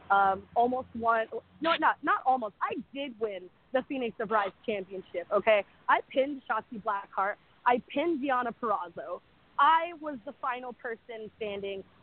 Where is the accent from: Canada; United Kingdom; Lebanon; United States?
Canada; I'm Canadian, so forgive me for like any of the territories or anything like that.